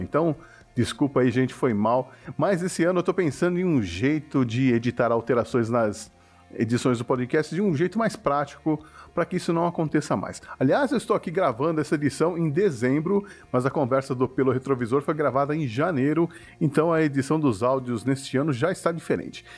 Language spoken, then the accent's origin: Portuguese; Brazil; nós brasileiros